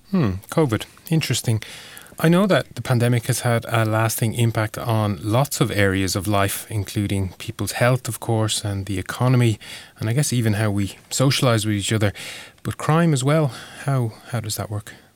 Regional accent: India; now in Helsinki, Finland; the country I'm from. I'm from India.

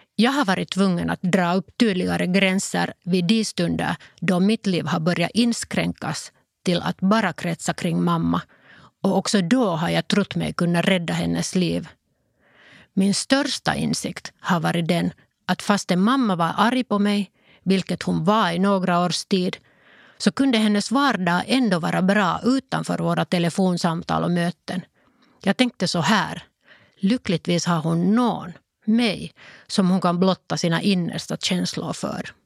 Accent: Lohja, Uusimaa, Finland; first language Finnish; Swedish is a second language; Vi var en vanlig familj som bodde i Lojo.

